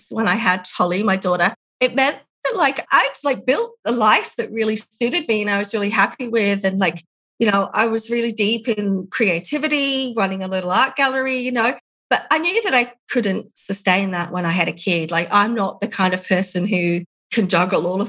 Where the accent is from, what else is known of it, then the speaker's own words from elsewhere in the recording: England, United Kingdom; now in Ballarat, Australia; England, where I'm from, to see my parents